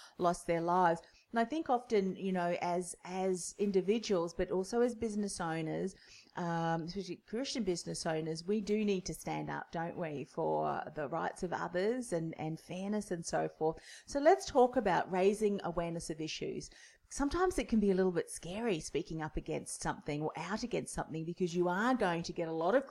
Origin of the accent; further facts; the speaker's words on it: New Zealand; now in Australia; I'm originally from New Zealand.